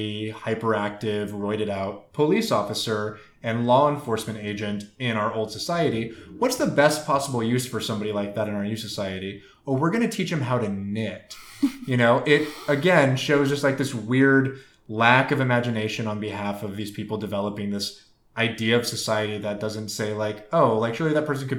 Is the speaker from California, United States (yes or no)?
no; St. Louis, Missouri, United States; I'm from St. Louis